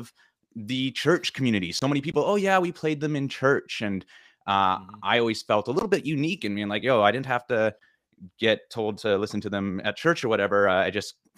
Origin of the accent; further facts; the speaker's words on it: Vancouver, British Columbia, Canada; I grew up in Vancouver, BC. We moved 4.5 hours away to the interior in BC, and it was a big deal. At the age of 11 is when we moved